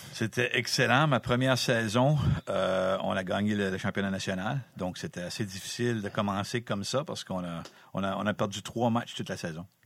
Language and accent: French; Campbellton, New Brunswick, Canada; also born or lived in Connecticut / Massachusetts; je suis originaire de Campbellton, à peu près à 5 minutes de, de l'aréna ici